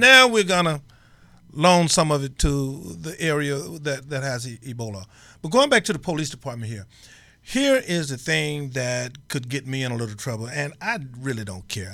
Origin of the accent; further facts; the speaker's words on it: Mississippi, United States; I grew up in Mississippi